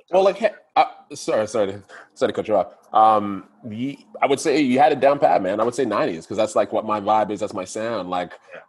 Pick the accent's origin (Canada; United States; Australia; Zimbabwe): Canada; Ottawa, Ontario; moved away as an adult; also born or lived in Toronto; Growing up in Ottawa